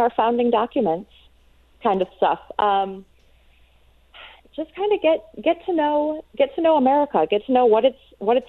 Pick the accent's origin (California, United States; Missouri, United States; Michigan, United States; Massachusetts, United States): Michigan, United States; I grew up in Michigan